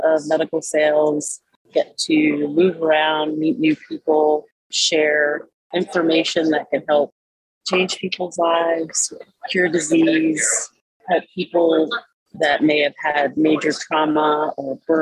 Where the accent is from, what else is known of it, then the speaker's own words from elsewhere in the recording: New York City, New York, United States; moved away as an adult; also born or lived in Germany / Korea / Fort Bragg; I grew up in New York City. I was born in the Bronx, lived there until I was in third grade, moved to Lower Manhattan, went to grade school, middle school, high school in New York City